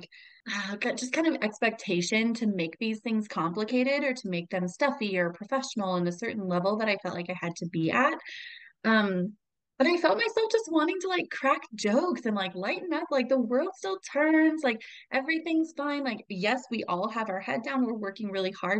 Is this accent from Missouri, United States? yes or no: no; Albuquerque, New Mexico, United States; I transferred to the University of New Mexico, where I'm from Albuquerque